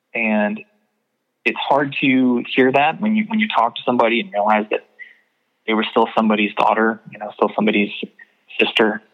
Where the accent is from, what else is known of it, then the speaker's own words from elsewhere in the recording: Knoxville, Tennessee, United States; in Knoxville, my hometown